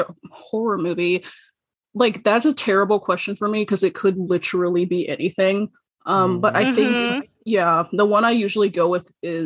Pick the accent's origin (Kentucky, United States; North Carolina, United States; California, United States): North Carolina, United States; I'm from North Carolina.